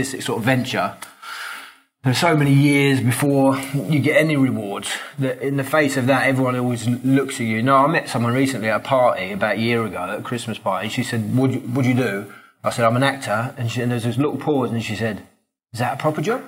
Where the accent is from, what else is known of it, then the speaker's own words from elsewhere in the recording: London, United Kingdom; I grew up in Islington in North London